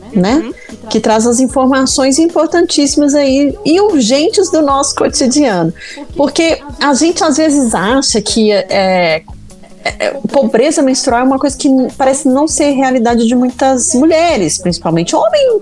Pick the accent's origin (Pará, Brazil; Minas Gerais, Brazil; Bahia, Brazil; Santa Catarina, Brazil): Minas Gerais, Brazil